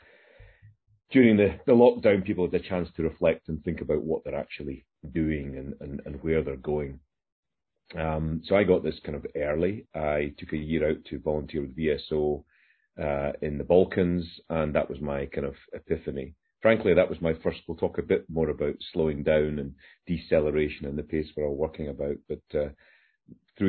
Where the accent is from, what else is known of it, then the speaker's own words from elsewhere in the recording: Isle of Bute, Scotland, United Kingdom; moved away; I'm on the Isle of Bute, where I grew up in Scotland at the moment